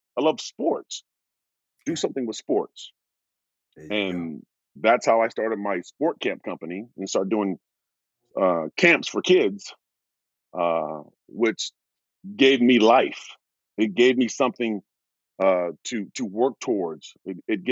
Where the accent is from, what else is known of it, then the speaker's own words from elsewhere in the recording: Portland, Oregon, United States; I'm from Oregon, Portland, Oregon